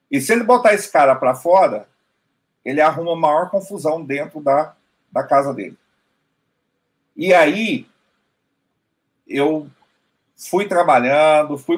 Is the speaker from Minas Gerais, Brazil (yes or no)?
yes; Minas Gerais, Brazil; Eu sou do sul de Minas